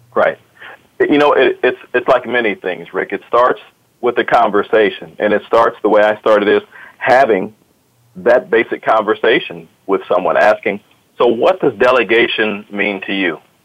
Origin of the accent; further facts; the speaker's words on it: Akron, Ohio, United States; now in Columbus, United States; I'm uh, originally from Akron, Ohio, as, as uh, this other guy, some people may know in your audience, LeBron James. He's also from my hometown